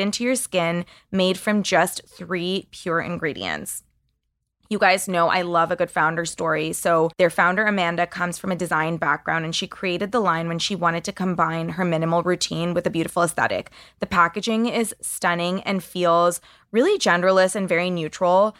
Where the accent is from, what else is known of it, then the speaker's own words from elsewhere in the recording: Canada; As a Canadian